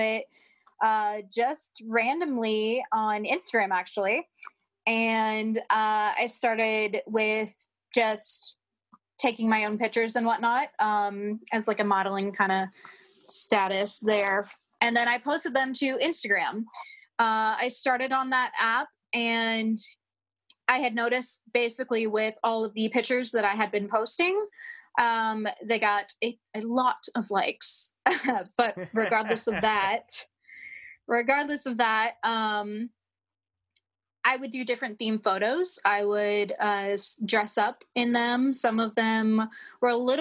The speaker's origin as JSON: {"language": "English", "region": "Florida", "country": "United States", "said": "I'm from Florida, and I make content work and whatnot."}